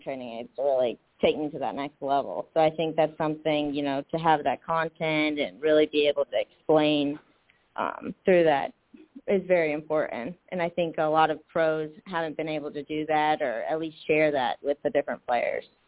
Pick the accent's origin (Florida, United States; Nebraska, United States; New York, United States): Florida, United States; Jupiter; So my family, uh, pretty much born and uh, raised up in uh, Palm Beach, Jupiter area